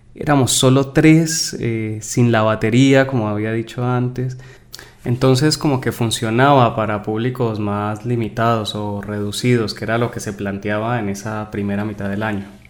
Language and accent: Spanish; Cali, Valle del Cauca, Colombia; moved away as an adult; now in Buenos Aires, Argentina; soy de Colombia, pero bueno, hace ya casi 15 años aproximadamente eh, vivo acá en, Argentina